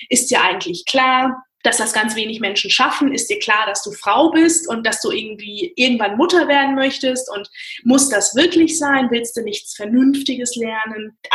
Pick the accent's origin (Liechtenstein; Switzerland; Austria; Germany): Germany; Frankfurt, Hesse; haben sich in Frankfurt kennengelernt und sind hier hängen